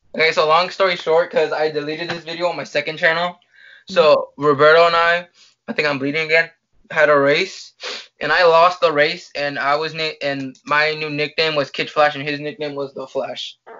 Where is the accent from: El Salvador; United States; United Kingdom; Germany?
El Salvador; I'm from El Salvador